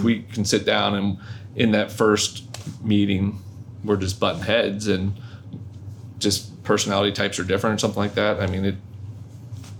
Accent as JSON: {"language": "English", "region": "North Florida", "country": "United States", "moved": "yes", "said": "I wasn't from down here. I was originally from North Florida"}